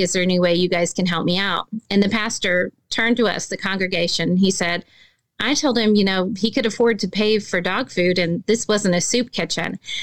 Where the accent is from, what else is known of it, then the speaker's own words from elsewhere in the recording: Arkansas, United States; I'm from Arkansas